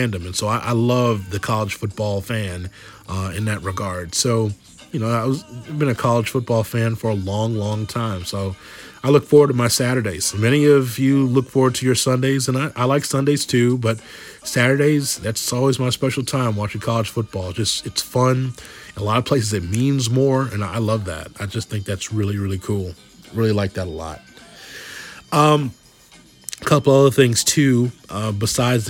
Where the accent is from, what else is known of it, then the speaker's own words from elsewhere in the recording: Chicago, Illinois, United States; I grew up here in Chicago and born and raised here